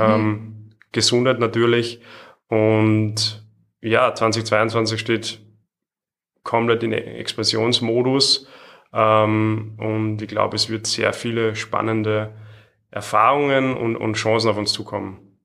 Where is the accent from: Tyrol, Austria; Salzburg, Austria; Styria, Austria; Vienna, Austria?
Salzburg, Austria; Ich bin aus Salzburg